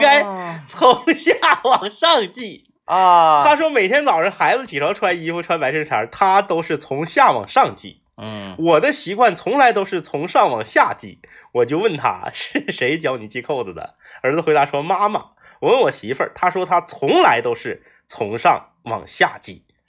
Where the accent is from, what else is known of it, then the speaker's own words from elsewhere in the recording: Liaoning, China; 我的老家辽宁